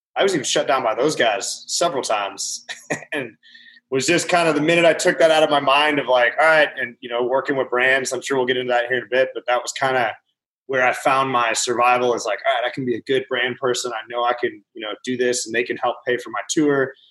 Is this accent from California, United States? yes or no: no; Butte, Montana, United States; older brother's the DJ in my hometown, Butte, Montana